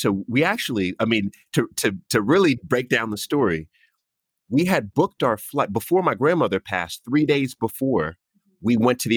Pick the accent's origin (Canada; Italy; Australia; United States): United States; also born or lived in Jamaica (heritage); now in United Kingdom; being American